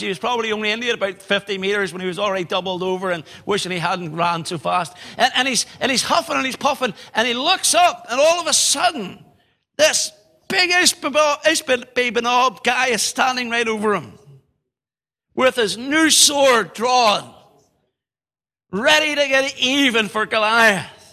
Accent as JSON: {"language": "English", "town": "Belfast", "region": "Northern Ireland", "country": "United Kingdom", "tie": "born or raised there", "said": "in our home city in Belfast"}